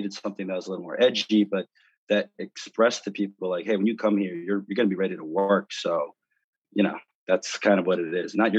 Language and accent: English; New York, United States; The Knicks, I'm a New Yorker